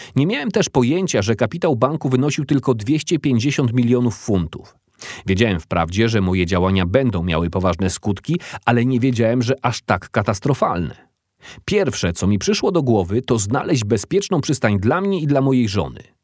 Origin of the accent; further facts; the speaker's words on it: Watford, East of England, United Kingdom; Dorastałem na osiedlu domów komunalnych w podlondyńskiej miejscowości Watford